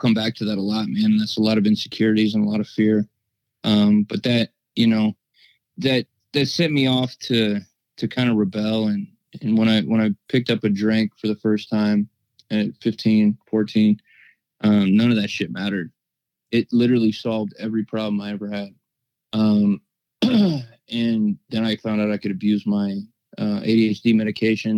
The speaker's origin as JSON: {"language": "English", "region": "Ohio", "country": "United States", "tie": "born or raised there", "said": "I'm from Ohio"}